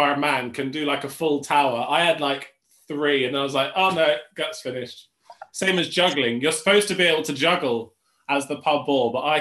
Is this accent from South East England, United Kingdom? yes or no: yes; Tunbridge Wells, South East England, United Kingdom; also born or lived in Manchester / London; now in Macclesfield, United Kingdom; my hometown because I grew up in Tunbridge Wells in Kent